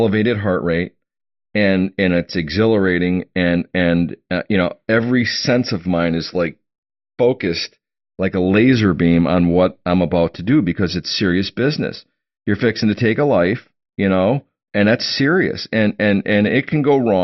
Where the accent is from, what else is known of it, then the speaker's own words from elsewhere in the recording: Oshkosh, Wisconsin, United States; who I grew up with in Oshkosh, Wisconsin